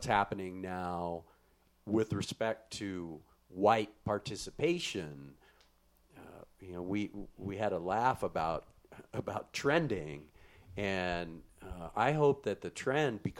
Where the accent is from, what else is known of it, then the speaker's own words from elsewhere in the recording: Midwest, United States; When I was a kid growing up in the Midwest in a small farm town